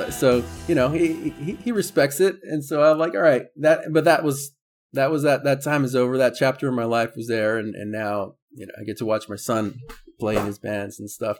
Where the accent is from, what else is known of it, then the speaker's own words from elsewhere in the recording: San Diego, California, United States; born and raised in San Diego